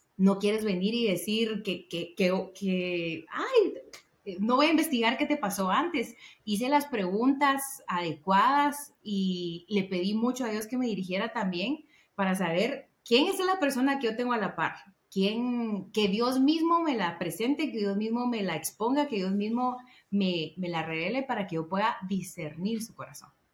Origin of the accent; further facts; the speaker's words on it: Guatemala; moved away as an adult; now in Guatemala City, Guatemala; Yo soy del interior de Guatemala y me vine a trabajar a la ciudad